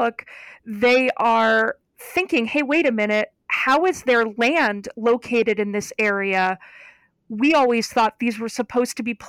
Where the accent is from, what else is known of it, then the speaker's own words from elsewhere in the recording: Geneva, Ohio, United States; moved away; I am from Northeastern Ohio, and I grew up about 3 miles from Lake Erie